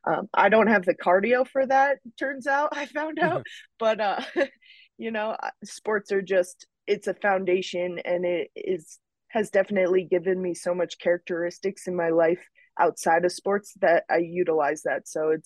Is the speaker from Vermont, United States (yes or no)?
yes; Mount Snow, Vermont, United States; having older brothers that were skiers and on kind of the weekend ski team that I grew up in Mount Snow, Vermont